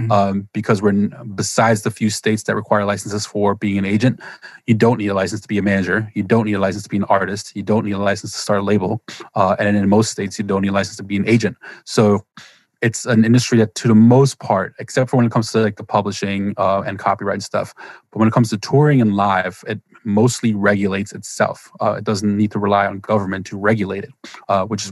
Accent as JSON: {"language": "English", "country": "Germany", "tie": "born or raised there", "moved": "yes", "said": "I grew up in Germany"}